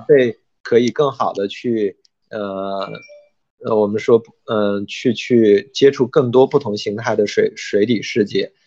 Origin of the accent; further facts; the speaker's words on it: China; 我们中国人